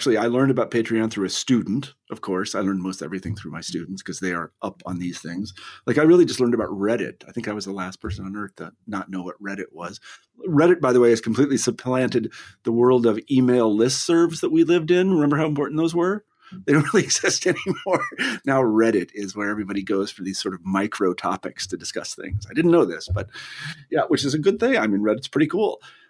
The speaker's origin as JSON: {"language": "English", "region": "Kansas", "country": "United States", "tie": "born or raised there", "said": "I always think about myself, you know, growing up in Kansas"}